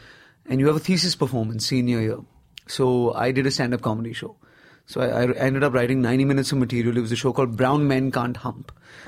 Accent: Nigeria; now in Bombay, India; I grew up in Africa. I didn't really grow up in India, per se. I did 17 years in Nigeria.

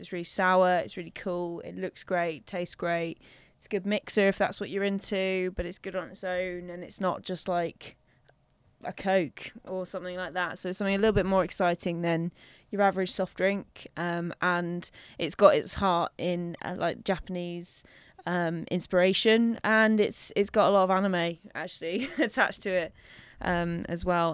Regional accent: London, United Kingdom; I grew up in North West London, so, um, over by kind of Stanmore, Edgware, that sort of harrow area.

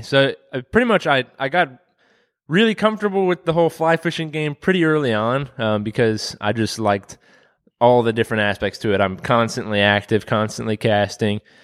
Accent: Waynesboro, Virginia, United States; I grew up in Waynesboro

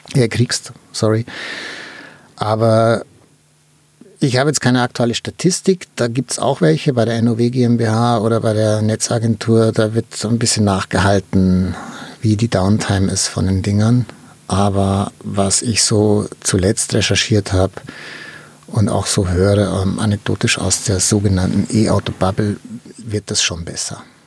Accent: Germany; wir haben ja in Deutschland

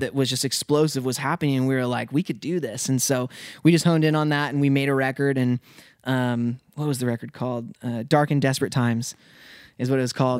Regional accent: Spokane, Washington, United States; moved away as an adult; also born or lived in Dallas, Texas; I was, like, raised there

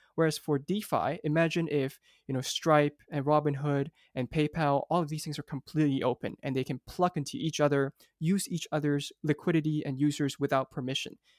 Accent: Hong Kong; also born or lived in United States; I actually grew up here in Hong Kong

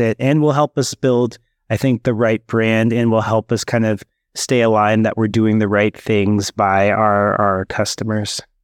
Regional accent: Bay Area, California, United States; also born or lived in Oakland / Berkeley; I grew up in the Bay Area, um, was born in Oakland, and then we, our first home was then in Berkeley

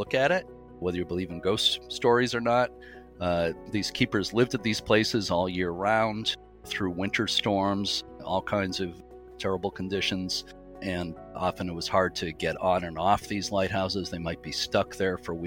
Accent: Lynn, Massachusetts, United States; I grew up in Lynn, Massachusetts

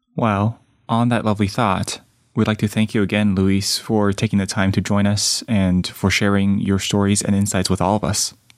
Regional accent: Taiwan; now in United States; I grew up in Taiwan

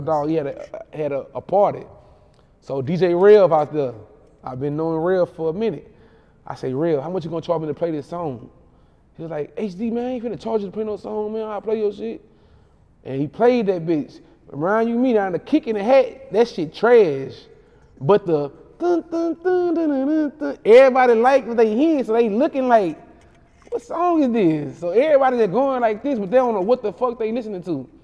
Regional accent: Baton Rouge, Louisiana, United States; I'm from Ghost Town.

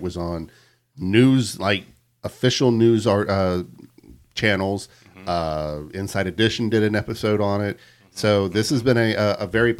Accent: Colorado, United States; I'm from Colorado.

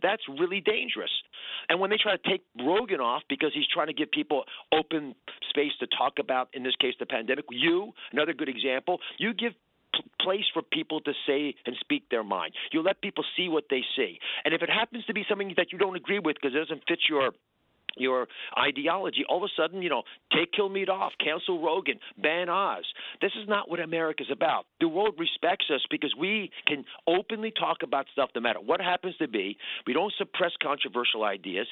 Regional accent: Kennett Square, Pennsylvania, United States; I grew up near Kennett Square, Pennsylvania, which is the mushroom capital of the world

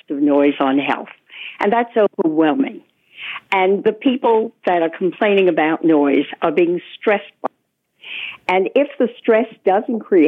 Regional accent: Toronto, Ontario, Canada; now in New York City, United States; I do know Toronto, and yes, it's noisier than when I lived there as a child

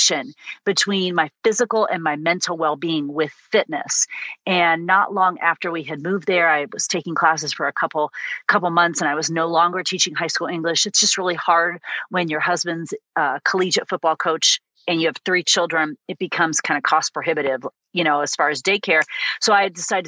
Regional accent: Illinois, United States; growing up in a tiny little town in the middle of Illinois

